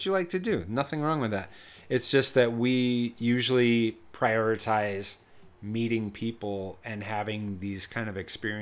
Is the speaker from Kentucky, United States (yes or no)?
no; Denver, Colorado, United States; I grew up in Denver for the most part, most of my life